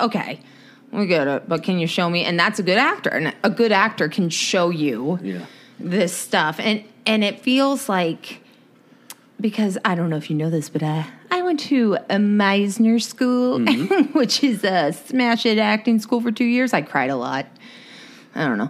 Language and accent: English; Los Angeles, California, United States; we're from Los Angeles